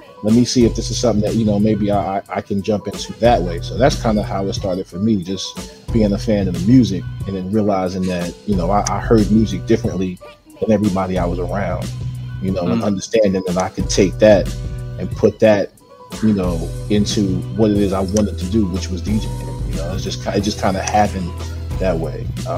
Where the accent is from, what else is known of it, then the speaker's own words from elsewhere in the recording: Germany; So my early years, man, I grew up in Germany. So for me, I didn't grow up in the 80s, like, seeing hip-hop. I always got it secondary.